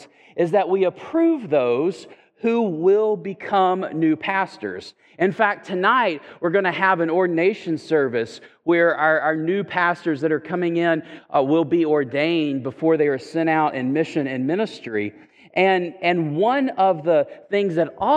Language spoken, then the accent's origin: English; Chattanooga, Tennessee, United States; moved away; I'm from Chattanooga